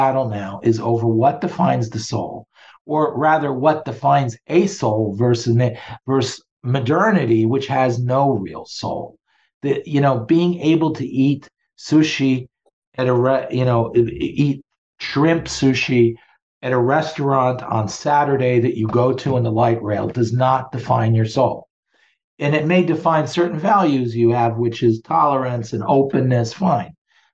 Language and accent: English; Maryland, United States; I grew up in Maryland, the Democratic stronghold in the 60s and 70s, the outskirts of Washington